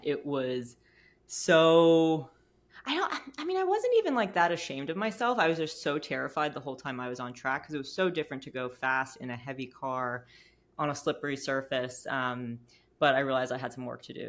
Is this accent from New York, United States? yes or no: yes; New York City, New York, United States; moved away as an adult; also born or lived in Charlotte; I'm from New York City, grew up on the Upper West Side of Manhattan